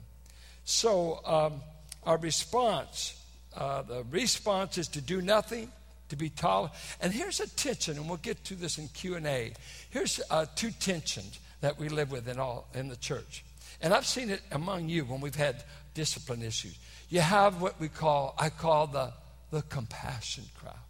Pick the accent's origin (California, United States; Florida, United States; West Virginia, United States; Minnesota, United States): California, United States; San Francisco Bay Area; I'm from the San Francisco Bay Area